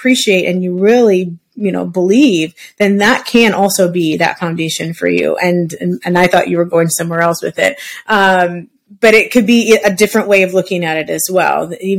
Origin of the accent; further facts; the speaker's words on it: Midwest, United States; now in Arizona, United States; I'm actually from the Midwest and I grew up with trees in our backyard and stuff